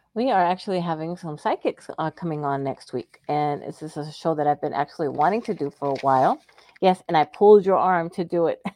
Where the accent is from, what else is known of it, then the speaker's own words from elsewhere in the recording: the South, United States; also born or lived in Florida / Texas; I'm from the South too